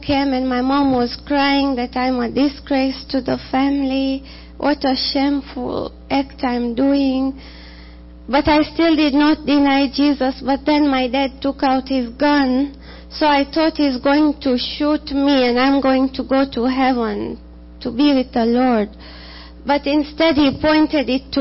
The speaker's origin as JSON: {"language": "English", "country": "Tanzania", "moved": "as an adult", "lives_now": "United States", "said": "I'm from Tanzania"}